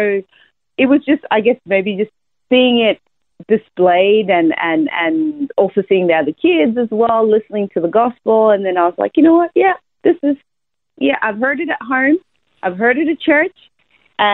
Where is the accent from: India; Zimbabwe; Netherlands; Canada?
Zimbabwe; moved away as an adult; also born or lived in United States; now in Australia; I was born in Zimbabwe, Southern Africa. So that's a small country near South Africa.